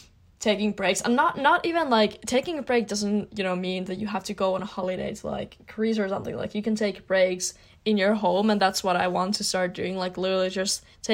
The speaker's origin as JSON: {"language": "English", "country": "Finland", "said": "I'm from Finland"}